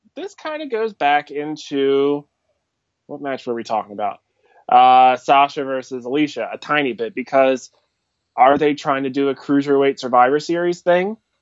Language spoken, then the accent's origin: English; Philadelphia, Pennsylvania, United States; I am from Philadelphia, uh, over in the states.